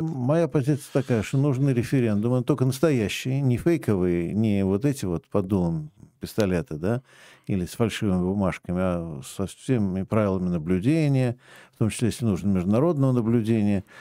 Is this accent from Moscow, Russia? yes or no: yes; Moscow, Russia; Я все-таки еще и коренной москвич третьего поколения.